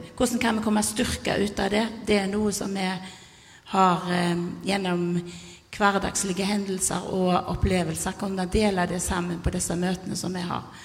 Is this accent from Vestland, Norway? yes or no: no; Karmøy, Rogaland, Norway; jeg er fra Karmøy nå, men har bodd her i lenge